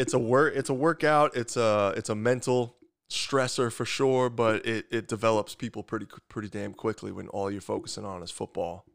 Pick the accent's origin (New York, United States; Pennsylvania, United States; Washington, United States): New York, United States; Long Island; accent: thick New York; moved away as an adult; also born or lived in West Lafayette, Indiana; I'm from Long Island, New York